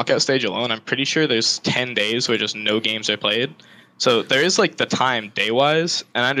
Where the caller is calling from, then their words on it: Trumbull, Connecticut, United States; I'm calling from Trumbull, Connecticut.